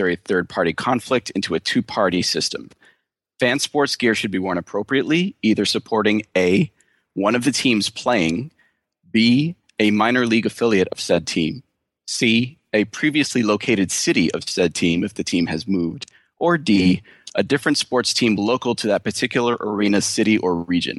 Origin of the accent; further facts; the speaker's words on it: Cape Cod, Massachusetts, United States; now in Santa Monica, United States; I'm from the Cape, actually. One of those few people who's actually from the Cape and not a Kennedy